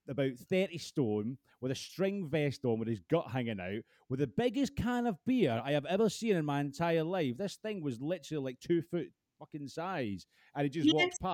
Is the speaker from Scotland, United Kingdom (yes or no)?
yes; Scotland, United Kingdom; being Scottish